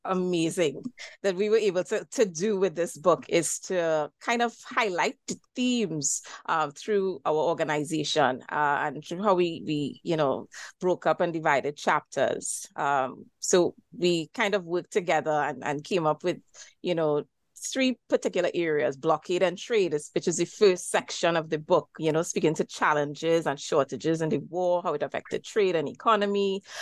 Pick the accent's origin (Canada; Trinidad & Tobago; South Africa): Trinidad & Tobago; Diego Martin; I am Trinidadian. I live in the island of Trinidad as part of Trinidad and Tobago and hail from Digo Martin, which is in northwest Tr